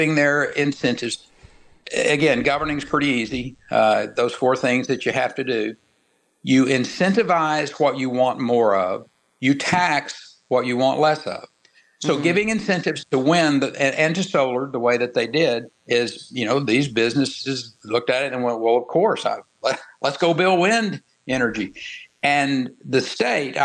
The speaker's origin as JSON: {"language": "English", "region": "Texas", "country": "United States", "said": "my home state that I dearly love. I was a big proponent of bringing wind energy into the state of Texas"}